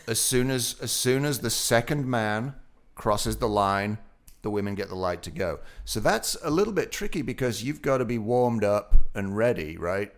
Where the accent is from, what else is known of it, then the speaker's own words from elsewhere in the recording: Otley, Yorkshire and the Humber, United Kingdom; moved away; My hometown, Oakley